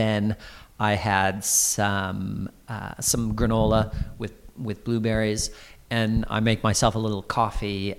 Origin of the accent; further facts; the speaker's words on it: Iowa, United States; now in London, United Kingdom; I was born and grew up in Iowa, in the Midwest of America